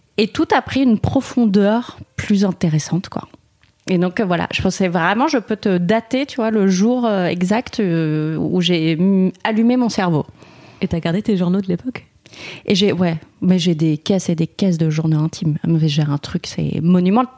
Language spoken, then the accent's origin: French; Paris, Île-de-France, France; moi je suis parisienne, j'ai grandi à Paris, j'étais dans un arrondissement dégueulasse